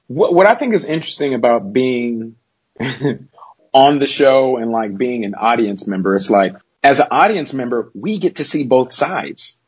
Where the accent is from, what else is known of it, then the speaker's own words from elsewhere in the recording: Los Angeles, California, United States; Born and raised in South Central L.A., and I still live here today